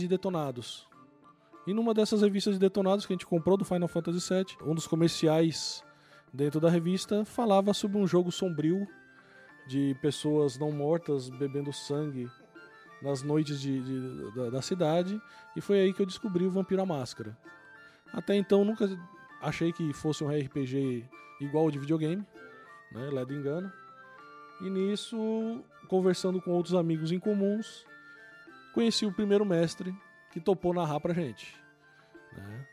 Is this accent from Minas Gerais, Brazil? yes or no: no; São Paulo, Brazil; moved away as an adult; also born or lived in Northeast Brazil; now in Northeast, Brazil; eu sou de São Paulo, moro aqui no Nordeste há 20 anos.